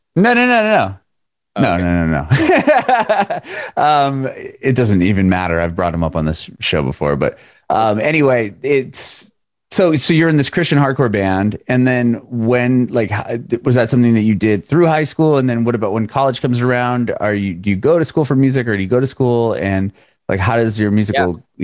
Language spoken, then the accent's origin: English; San Diego, California, United States; moved away as an adult; now in Nashville, United States; I'm in Nashville now, but I'm originally from Southern California, from San Diego